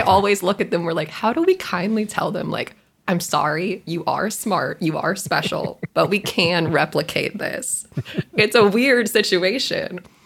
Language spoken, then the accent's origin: English; Texas, United States; I'm from the great state of Texas. I had 13 years of Texan history